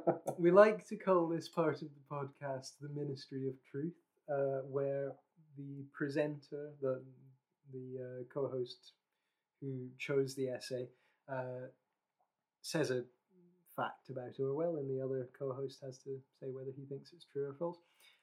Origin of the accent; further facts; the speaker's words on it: Scotland, United Kingdom; I'm from... You probably can't hear it in my accent, but I'm from Scotland, and God, I could go off on one about where people think I'm from based on how I speak